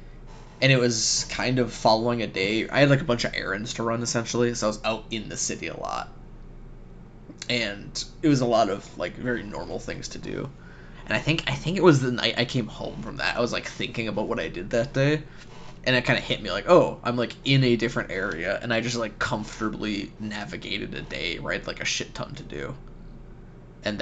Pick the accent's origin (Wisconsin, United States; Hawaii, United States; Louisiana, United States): Wisconsin, United States; moved away as an adult; now in Texas, United States; I'm from Wisconsin